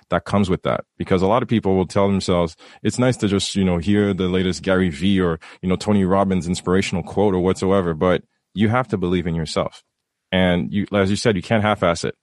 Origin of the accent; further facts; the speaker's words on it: Haiti; having seen it come, growing up in Haiti, and you you talk about it.